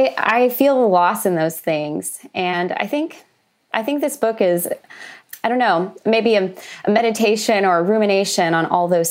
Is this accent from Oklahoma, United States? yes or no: yes; Oklahoma, United States; moved away as an adult; also born or lived in Los Angeles; I grew up in Oklahoma, which is a landlocked state